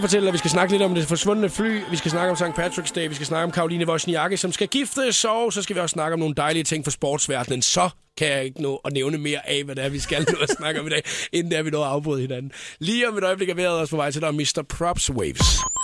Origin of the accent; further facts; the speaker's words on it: Denmark; vi danskere